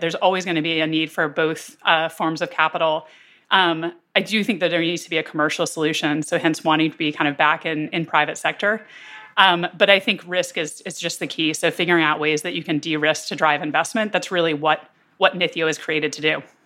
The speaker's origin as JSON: {"language": "English", "town": "Durham", "region": "North Carolina", "country": "United States", "tie": "born or raised there", "said": "I grew up basically on the, the border of Durham and Chapel Hill"}